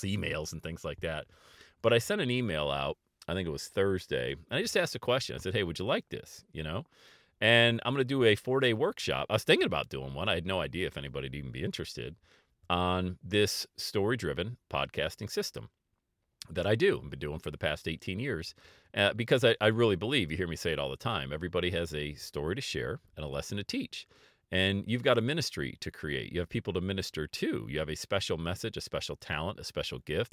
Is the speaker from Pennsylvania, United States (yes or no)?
yes; Bradford, Pennsylvania, United States; now in Cincinnati, United States; growing up in Bradford, P